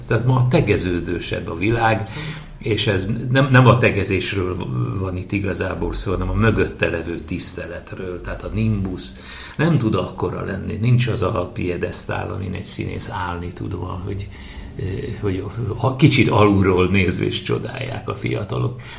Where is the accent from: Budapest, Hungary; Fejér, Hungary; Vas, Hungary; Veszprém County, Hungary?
Veszprém County, Hungary; Veszprém; mégiscsak a szülővárosom és a színházunk székhelye